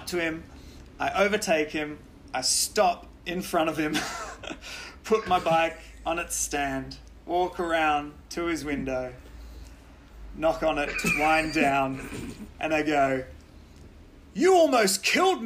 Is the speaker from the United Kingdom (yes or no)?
no; Australia; I'm from Australia.